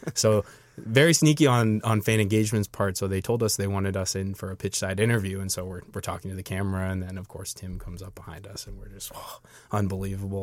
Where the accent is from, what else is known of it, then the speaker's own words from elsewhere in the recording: Maine, United States; I'm from Maine, which is in New England